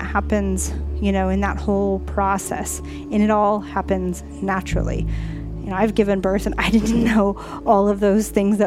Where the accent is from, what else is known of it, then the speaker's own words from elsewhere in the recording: Southern California, United States; I grew up in the Southern California area